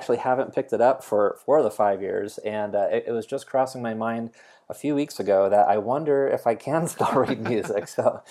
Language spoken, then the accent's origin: English; New Jersey, United States; No, I grew up on the East Coast in New Jersey. And there's another large Polish population in New Jersey, so that's where my grandparents wound up when they emigrated to the U.S.